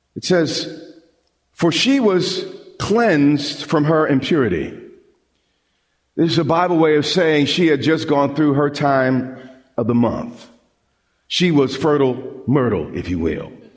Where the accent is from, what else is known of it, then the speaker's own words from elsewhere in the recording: Long Island, New York, United States; I grew up on Long Island, and we would often go to the beach